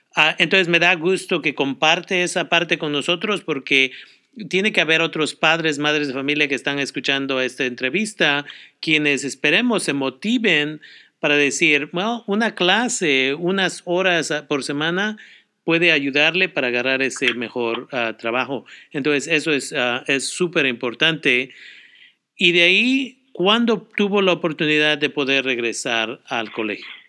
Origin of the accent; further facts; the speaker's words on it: Oaxaca, Mexico; moved away; yo también siendo ah, oaxaqueño